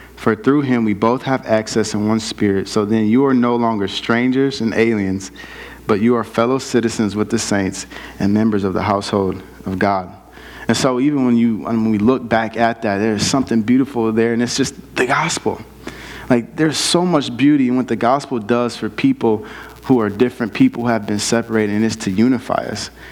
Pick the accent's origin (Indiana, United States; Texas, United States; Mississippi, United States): Indiana, United States; South Bend; moved away; I grew up in South Bend, Indiana, um, inner city South Bend